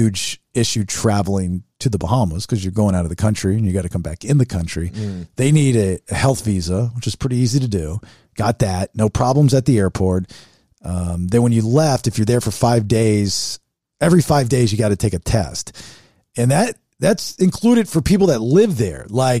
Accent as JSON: {"language": "English", "region": "California", "country": "United States", "lives_now": "Egypt", "said": "I live in Egypt now, yeah. But I'm originally from Orange County."}